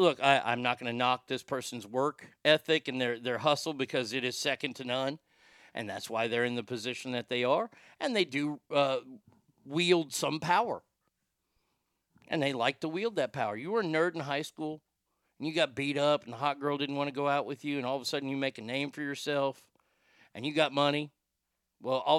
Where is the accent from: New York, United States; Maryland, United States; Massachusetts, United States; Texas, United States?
Texas, United States; the fact that we're from Texas